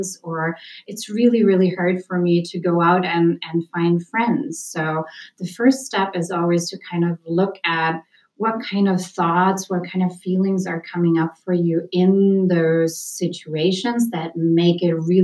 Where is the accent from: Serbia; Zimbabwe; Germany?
Germany; moved away as an adult; now in United States; I'm originally from Germany